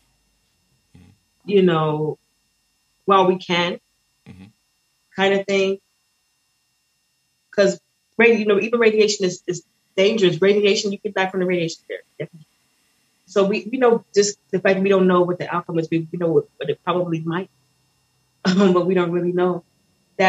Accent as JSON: {"language": "English", "country": "United States", "tie": "born or raised there", "also_born_or_lived": "Barbados", "lives_now": "Hollywood, Florida, United States", "said": "I'm American. I'm born in America"}